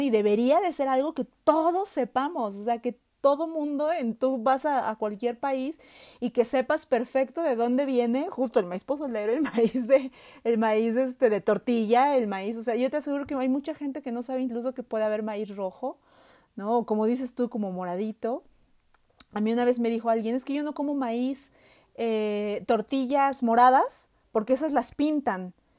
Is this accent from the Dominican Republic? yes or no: no; Mexico; nosotros como mexicanos sabemos que estamos atados al maíz